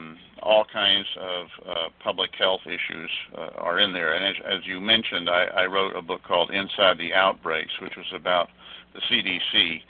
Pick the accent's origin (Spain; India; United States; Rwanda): United States; Atlanta, Georgia; now in Vermont, United States; I grew up in the Buckhead area over near Westminster, sort of at the corner of West Paces Ferry and Nancy Creek Road, where my mother still lives, and I visit frequently.